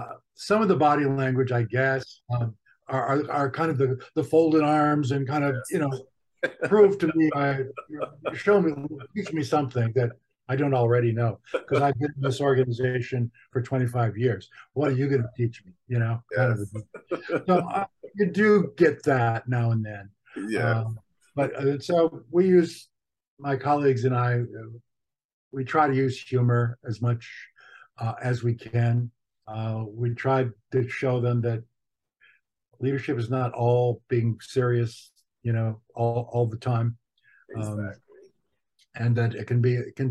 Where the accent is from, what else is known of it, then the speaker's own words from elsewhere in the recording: United States; we Americans